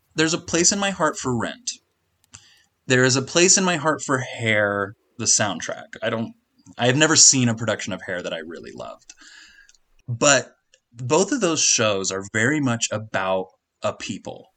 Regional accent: Kansas, United States; I'm from Kansas

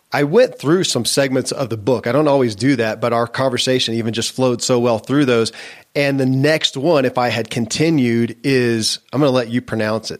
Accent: Kentucky, United States; born or raised there

